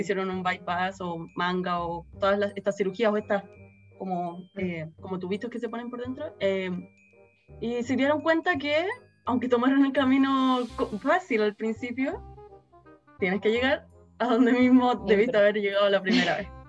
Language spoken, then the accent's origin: Spanish; Chile; acá en Chile